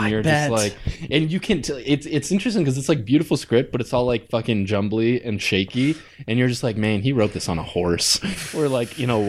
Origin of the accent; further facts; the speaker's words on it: Mexico; now in United States; I'm a naturalized citizen, and I, you know, like I was born in Mexico and most of my family's still in Mexico